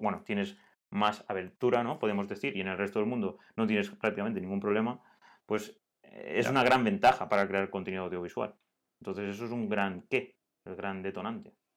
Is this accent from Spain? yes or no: yes; Altea, Valencian Community, Spain; somos de Altea